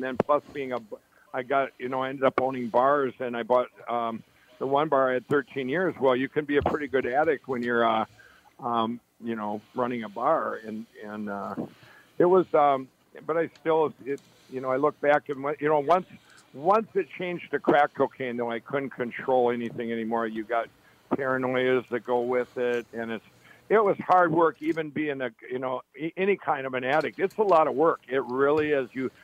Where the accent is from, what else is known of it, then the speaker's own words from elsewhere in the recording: Chaska, Minnesota, United States; also born or lived in Carver, Minnesota; I grew up in Chaska, and Carver, Minnesota